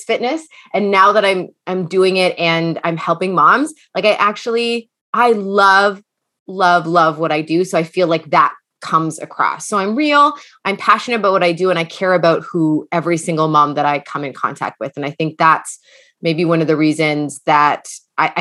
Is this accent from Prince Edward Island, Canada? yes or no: no; London, Ontario, Canada; also born or lived in New York City; now in Toronto, Canada; I am originally from London, Ontario, but I live currently in Toronto